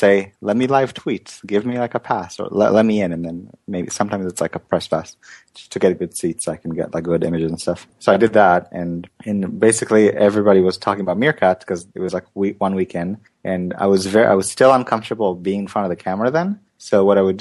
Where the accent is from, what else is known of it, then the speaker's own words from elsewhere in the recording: Sunnyvale, California, United States; also born or lived in Israel; I was born in Israel and moved to Sunnyvale and really grew up in when I was 10. So I really grew up in Sunnyvale in Silicon Valley